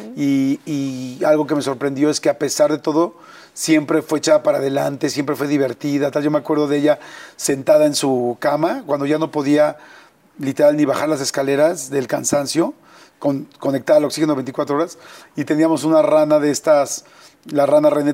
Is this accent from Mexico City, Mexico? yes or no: yes; Mexico City, Mexico; born or raised there